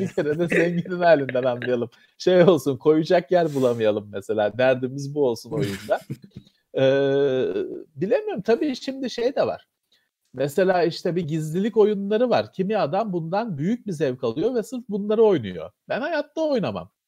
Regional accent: Istanbul, Turkey; ben Bakırköylüyüm.

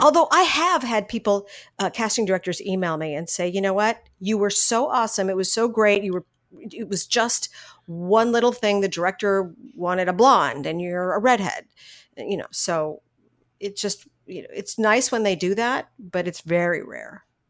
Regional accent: San Fernando Valley, California, United States; I was born and raised in San Fernando Valley

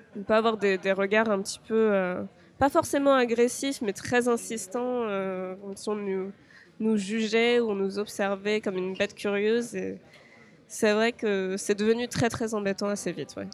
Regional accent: France; moved away as an adult; now in Japan; en tant que Français, on vient d'un pays où on a énormément d'avantages

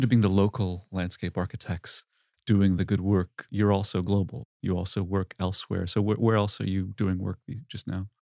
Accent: Cambridge, Massachusetts, United States; my hometown in Cambridge, Massachusetts

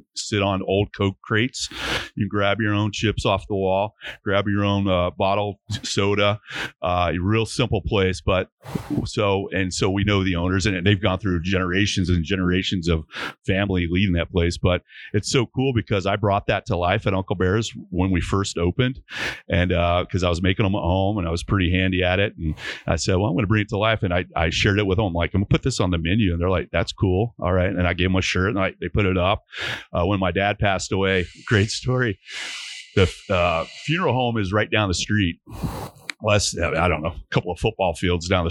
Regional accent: Dallas, Texas, United States; I grew up in Dallas, Texas

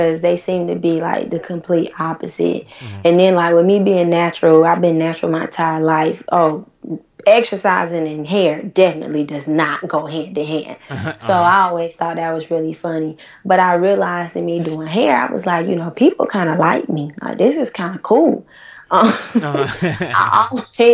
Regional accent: Tallahassee, Florida, United States; moved away as an adult; also born or lived in Atlanta / North Carolina; now in Los Angeles, United States; growing up in Tallahassee, which is a small college town

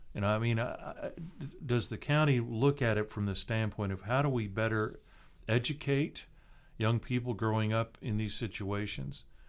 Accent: Seattle, Washington, United States; now in Tallahassee, United States; I grew up in a big city. I grew up in Seattle.

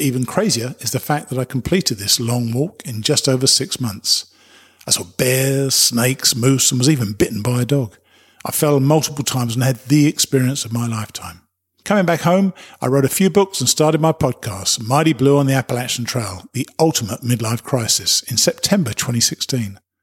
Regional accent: United Kingdom; I'm a Brit

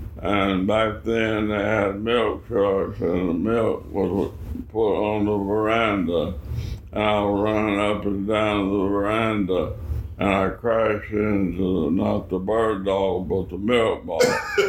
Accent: Franklin, Georgia, United States; also born or lived in Kentucky; So I moved to Georgia in 1936, 2 years old, to Franklin, Georgia.

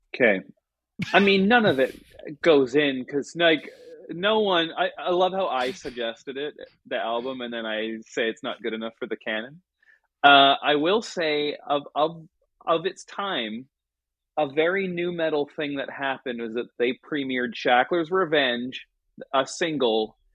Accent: Vancouver, British Columbia, Canada; growing up in Vancouver

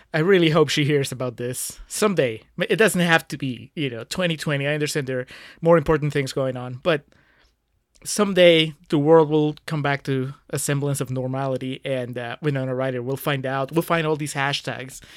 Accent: Peru; moved away; I grew up in Peru

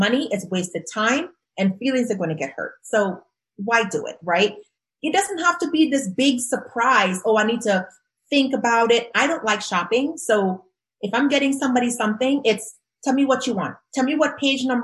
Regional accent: Trinidad & Tobago; moved away; growing up in Trinidad and Tobago

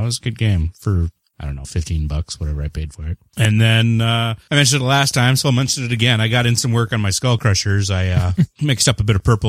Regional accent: Canada; I am the Canadian

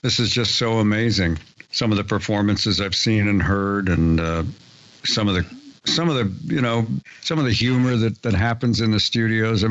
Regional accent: San Diego, California, United States; We're both from San Diego

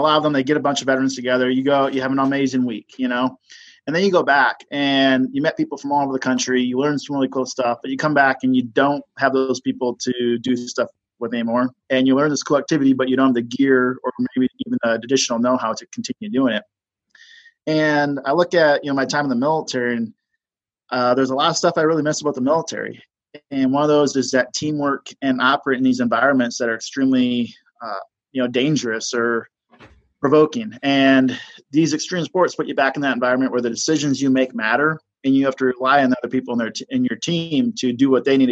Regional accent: Minnesota, United States; also born or lived in Nashville, Tennessee; now in Salt Lake City, United States; I grew up in Minnesota. It was flat

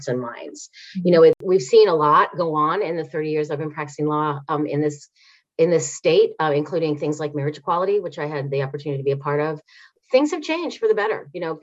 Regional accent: Bloomington, Indiana, United States; also born or lived in Washington, D.C.; now in Indianapolis, United States; I grew up in Bloomington

